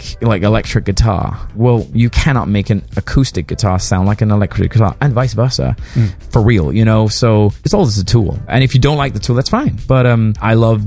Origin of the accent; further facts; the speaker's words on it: Denmark; moved away; I'm from Denmark originally